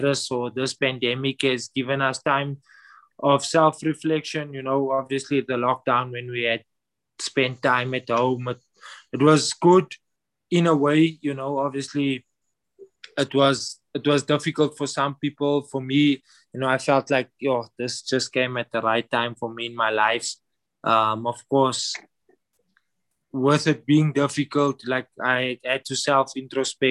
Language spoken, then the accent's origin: English; Johannesburg, Gauteng, South Africa; I grew up south of Johannesburg in an area called Annandale.